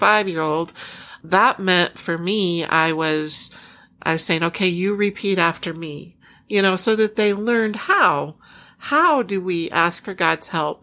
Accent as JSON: {"language": "English", "region": "Iowa", "country": "United States", "tie": "born or raised there", "also_born_or_lived": "Oklahoma / Chicago", "moved": "yes"}